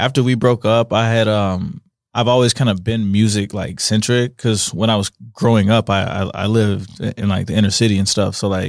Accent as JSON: {"language": "English", "town": "St. Louis", "region": "Missouri", "country": "United States", "tie": "born or raised there", "also_born_or_lived": "Kansas City", "moved": "as an adult", "lives_now": "Salt Lake City, United States", "said": "So I grew up in Missouri. I'm based out of Salt Lake, though. So I was born in Missouri, Kansas City. And Kansas City. I moved to St. Louis when I was 12."}